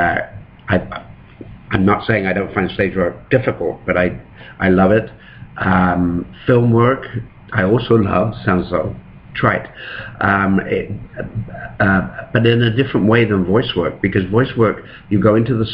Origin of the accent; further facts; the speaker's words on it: England, United Kingdom; now in Toronto, Canada; I was growing up in England